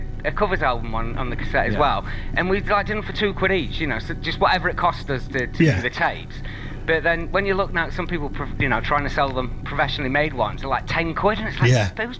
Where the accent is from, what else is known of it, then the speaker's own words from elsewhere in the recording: Yorkshire and the Humber, United Kingdom; because I'm from Yorkshire